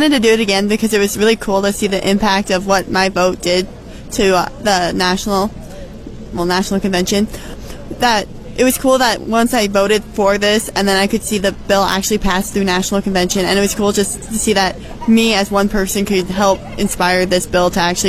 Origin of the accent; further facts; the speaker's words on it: Humphrey, United States; I'm from Humphrey and the Humphrey FFA chapter.